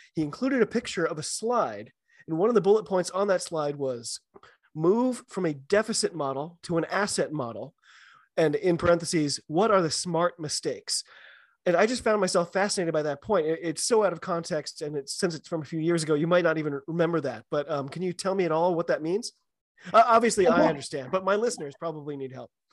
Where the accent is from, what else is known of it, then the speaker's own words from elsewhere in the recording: United States; I'm an American